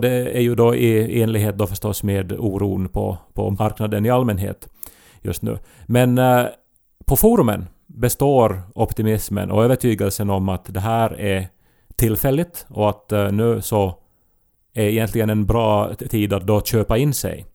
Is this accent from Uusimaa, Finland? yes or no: no; Esse, Ostrobothnia, Finland; moved away; min hemby Esse